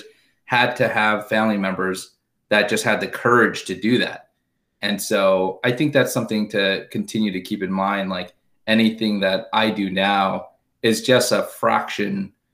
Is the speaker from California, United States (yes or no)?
yes; Southern California, United States; I grew up in Southern California. Both my parents are from Korea, immigrated to the US, to Los Angeles in the 60s and 70s